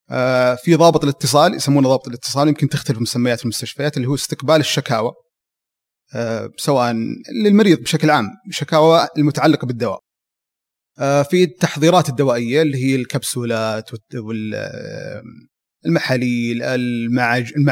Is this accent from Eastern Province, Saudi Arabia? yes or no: no; Abha, Asir, Saudi Arabia; من آه، سكان المنطقه الجنوبيه مدينه ابها نشأت وترعرعت ودرست في ابها تخرجت من جامعه الملك خالد